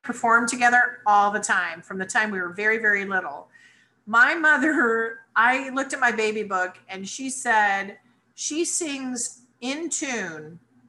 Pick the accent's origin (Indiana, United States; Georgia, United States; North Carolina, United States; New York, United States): New York, United States; New Rochelle; born there; I was born in New Rochelle, New York.